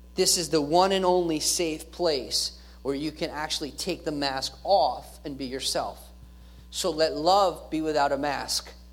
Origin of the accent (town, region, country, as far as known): United States